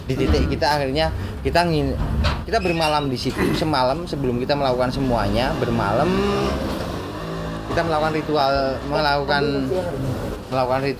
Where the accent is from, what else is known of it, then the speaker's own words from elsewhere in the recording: Surakarta, Central Java, Indonesia; Sebagai orang Solo